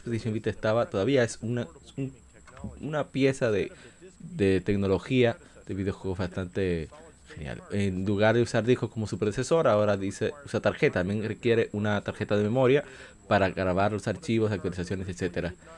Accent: Dominican Republic; para mí que soy de República Dominicana

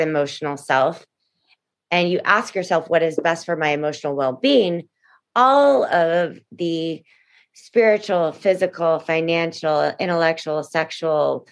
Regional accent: Houston, Texas, United States; also born or lived in New York; now in Los Angeles, United States; really my heart is Texan and I grew up in Houston, Texas

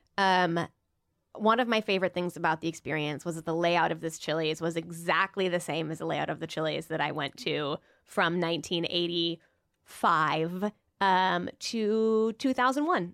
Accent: Peoria, Illinois, United States; moved away; growing up in Peoria, Illinois

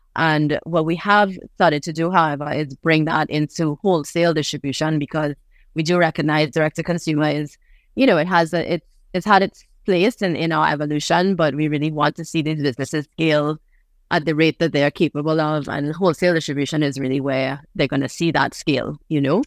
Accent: Trinidad & Tobago; also born or lived in New York; I was born in New York, but I grew up on a, on this island in Trinidad.

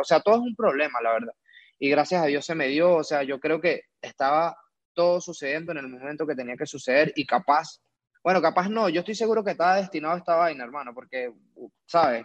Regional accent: Venezuela; now in Mexico; yo soy un chamo venezolano

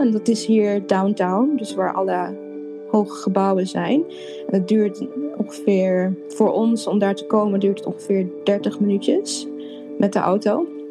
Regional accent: Apeldoorn, Gelderland, Netherlands; moved away as an adult; also born or lived in Suriname / Amsterdam; now in Chicago, United States; daarna ben ik opgegroeid in Apeldoorn.

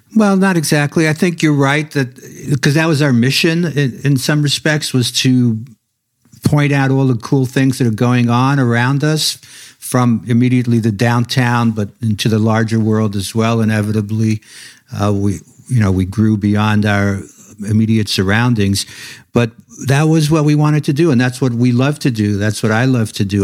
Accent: New York City, New York, United States; I was a kid growing up in Brooklyn

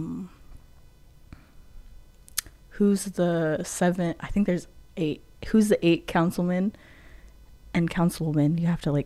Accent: Quinault Indian Nation, Washington, United States; I come from the Quinault Indian Nation

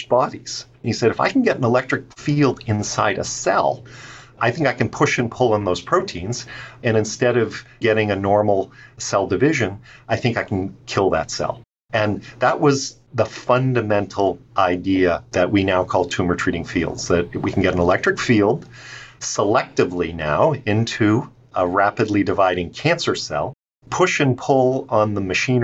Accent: outside of Baltimore, Maryland, United States; I grew up outside of Baltimore

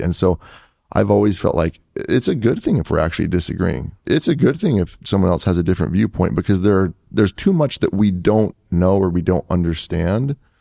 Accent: Salt Lake City, Utah, United States; also born or lived in Portugal; I grew up in Salt Lake City, Utah

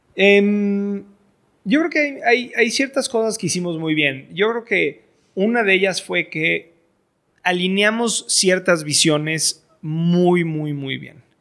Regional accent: Mexico; also born or lived in Boston; soy, mexicano, estoy educado en el extranjero

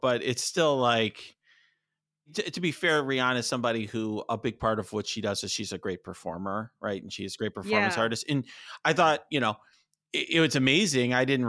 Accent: Chicago, Illinois, United States; Obviously I grew up in Chicago.

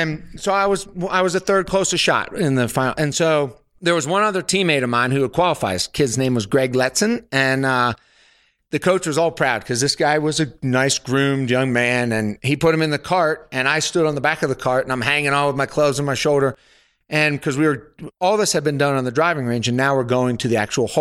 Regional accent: Pennsylvania, United States; moved away as an adult; also born or lived in Alabama; I was from Pennsylvania.

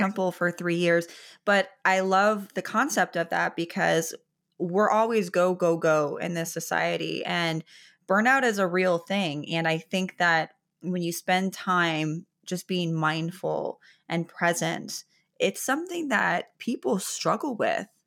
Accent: Chicago, Illinois, United States; now in Florida, United States; I'm from Chicago, and I live in Florida now

